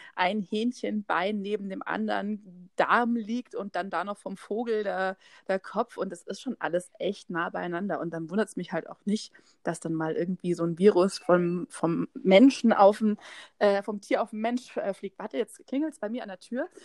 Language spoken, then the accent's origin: German; Haidhausen, Bavaria, Germany; vor 30 Jahren bin ich in Heidhausen geboren